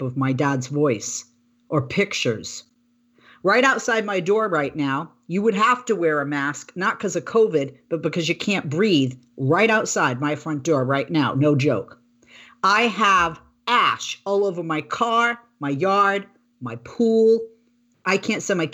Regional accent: Boston, Massachusetts, United States; now in California, United States; when I was a little girl, I grew up in Boston

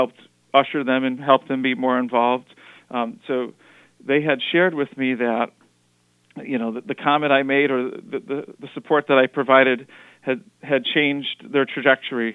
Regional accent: Wethersfield, Connecticut, United States; also born or lived in Hartford, Connecticut; I'm Connecticut born and raised. I was born in Hartford, grew up in Wethersfield.

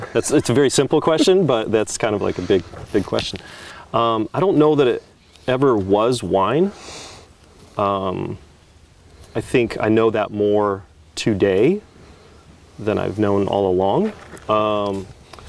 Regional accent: Prescott, Arizona, United States; moved away as an adult; now in Oregon, United States; the town that I grew up in, Prescott, Arizona.

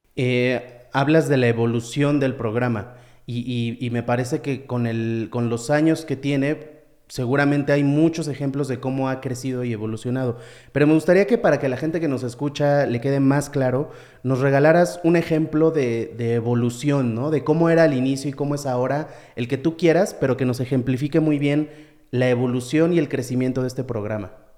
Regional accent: Mexico; como mexicanos

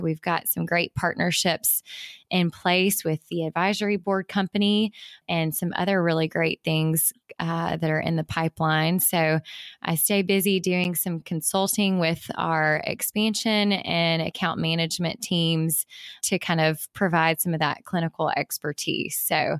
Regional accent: Mississippi Delta, United States; born or raised there

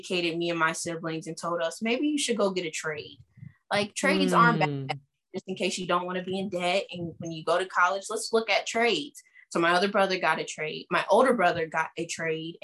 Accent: Springfield, Ohio, United States; I was born and raised in Springfield, Ohio

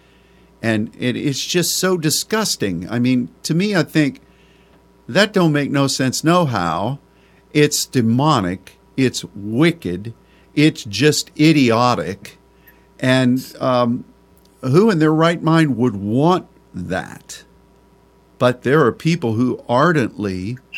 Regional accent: Pennsylvania, United States; moved away; also born or lived in Texas; Texas is my home state. But the land of my upbringing, Pennsylvania

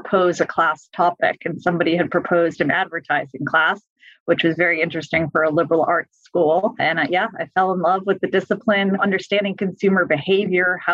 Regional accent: Massachusetts, United States; I am originally from Massachusetts. I actually went to an all-girls Catholic high school

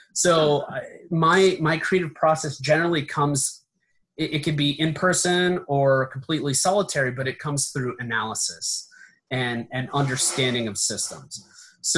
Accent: Allegheny National Forest, Pennsylvania, United States; moved away; I grew up in the Allegheny National Forest

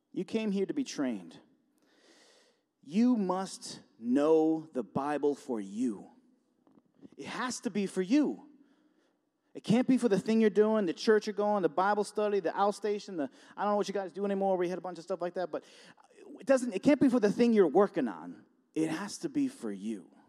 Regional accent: Buffalo, New York, United States; moved away as an adult; now in Warsaw, United States; I'm from Buffalo, and, um, I live in Warsaw now, and, um, about forty minutes away

